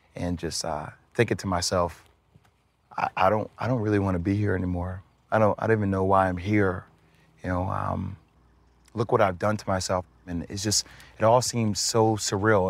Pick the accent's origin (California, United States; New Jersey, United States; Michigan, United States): New Jersey, United States; I'm from Jersey